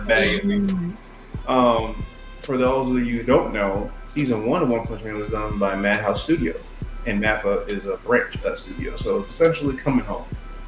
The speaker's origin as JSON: {"language": "English", "region": "New York", "country": "United States", "said": "I'm also from New York"}